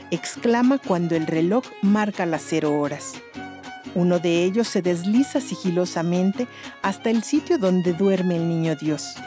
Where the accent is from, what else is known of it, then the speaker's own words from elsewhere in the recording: Villa de Álvarez, Colima, Mexico; Del municipio de Villa de Álvarez, aquí en Colima.